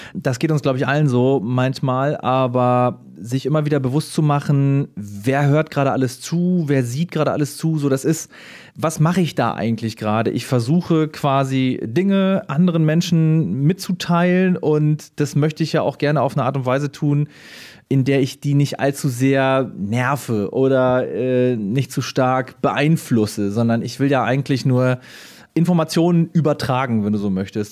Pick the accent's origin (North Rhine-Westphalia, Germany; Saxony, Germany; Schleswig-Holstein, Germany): Schleswig-Holstein, Germany; moved away as an adult; also born or lived in Bayreuth, Bavaria; ich bin geboren im schönen Bayreuth, ähm, im wunderschönsten Oberfranken bin dann aber äh, in Schleswig-Holstein eigentlich größtenteils aufgewachsen. Also da habe ich eigentlich meine Kindheit und Jugend verbracht